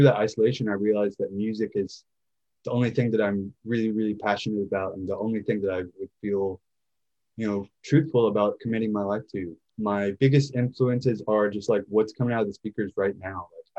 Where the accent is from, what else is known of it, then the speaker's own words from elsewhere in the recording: Nashville, Tennessee, United States; I was born and raised in Nashville, Tennessee, and that's where I do all my music now.